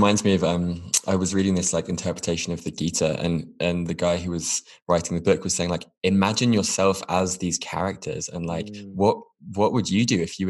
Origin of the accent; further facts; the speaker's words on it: United Kingdom; moved away; I've kind of let go of my national identity as a Brit in some ways. And I've spent some time feeling a bit ungrounded, being nomadic and living in different parts of the world.